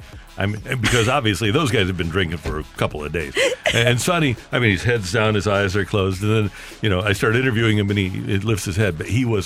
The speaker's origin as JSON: {"language": "English", "region": "Arkansas", "country": "United States", "said": "And I said, we're from Arkansas. We're both."}